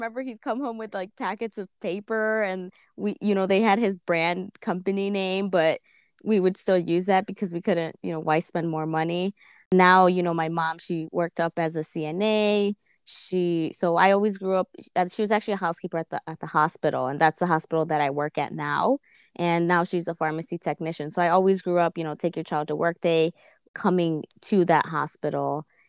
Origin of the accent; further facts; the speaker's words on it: Chicago, Illinois, United States; born there; I was born here in Chicago, West Chicago suburbs.